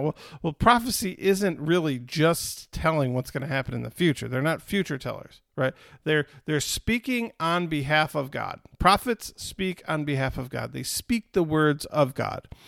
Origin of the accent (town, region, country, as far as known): United States